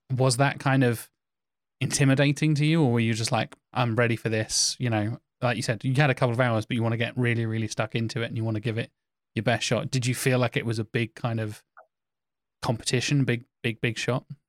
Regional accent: Norfolk, East of England, United Kingdom; I'm from Norfolk. We are a farming county

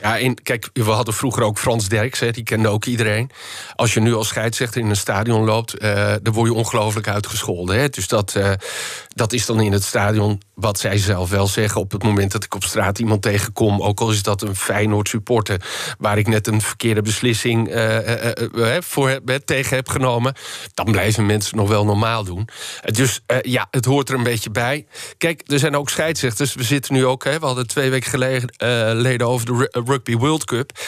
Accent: Netherlands; Wij als Nederlanders

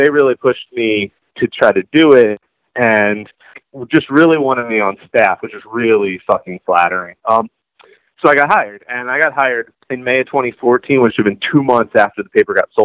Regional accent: Baltimore, Maryland, United States; also born or lived in Harford County, Maryland; I'm from Baltimore. I'm from East Baltimore. My whole family's all Highland Town trash. And then later in life, my parents got to Harford County, which is where I went to high school

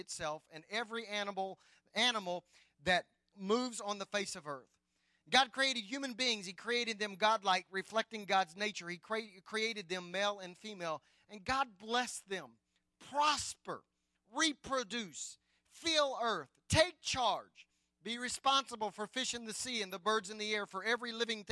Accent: Anadarko, Oklahoma, United States; I grew up in Anadarko and traveled over to Apache all of my teenager years.

